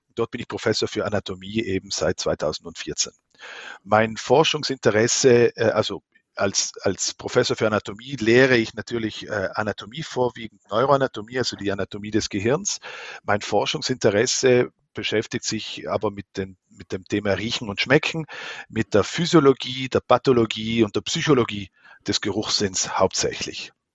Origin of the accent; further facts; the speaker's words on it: near Merano, South Tyrol, Trentino-Alto Adige, Italy; moved away as an adult; also born or lived in Lucerne, Switzerland / Vienna, Austria; Ich bin in Südtirol aufgewachsen. Meine Mutter ist aus der Schweiz, mein Vater ist ein Südtiroler äh, in Meran und neben Meran bin ich aufgewachsen